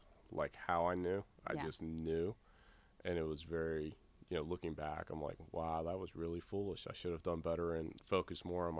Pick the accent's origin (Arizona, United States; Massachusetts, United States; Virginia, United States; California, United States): Virginia, United States; Virginia Beach; Virginia Beach.